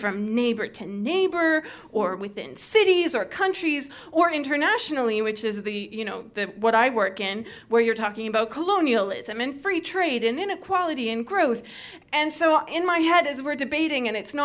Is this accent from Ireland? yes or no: no; Canada; now in United Kingdom; being a Canadian